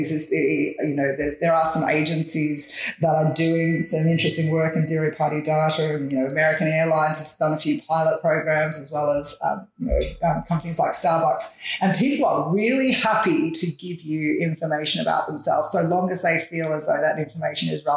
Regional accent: Melbourne, Victoria, Australia; I've grown up in Bayside in Melbourne my entire life.

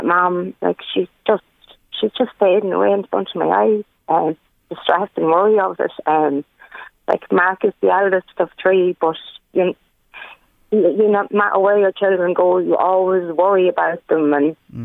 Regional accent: Ireland; We grew up in Parnell Park

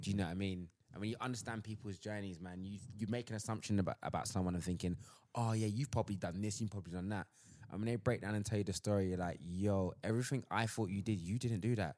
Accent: London, United Kingdom; I'm from Southeast London

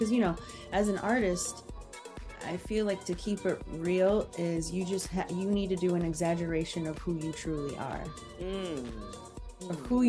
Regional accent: Midwest, United States; But growing up in the Midwest, you're always told that's not a realistic, you know, route.

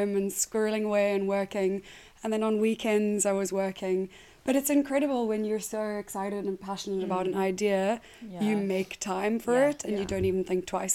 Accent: South Africa; moved away as an adult; I am South African and I moved here 8 years ago

